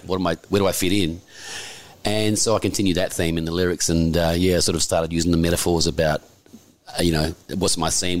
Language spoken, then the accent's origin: English; Perth, Western Australia, Australia; moved away as an adult; now in Sydney, Australia; I come from Perth originally. Right. But uh, I moved here when I was in my early 20s